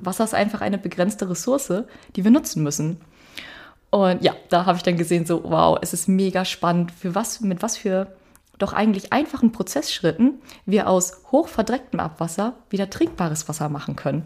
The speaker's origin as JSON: {"language": "German", "region": "Northern Germany", "country": "Germany", "also_born_or_lived": "Iceland", "moved": "as an adult", "lives_now": "Akureyri, Iceland", "said": "ich als Norddeutsche kenne so ein bisschen Schnee"}